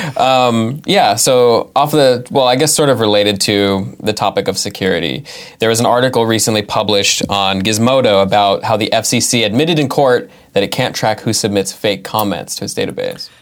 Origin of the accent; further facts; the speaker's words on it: California, United States; now in Massachusetts, United States; nine four nine, which is where, uh, I, I grew up in California